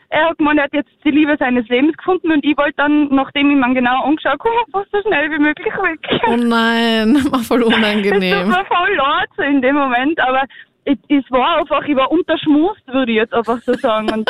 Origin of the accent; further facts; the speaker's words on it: Zillertal, Tyrol, Austria; beim Gauderfest bei uns im Zillertal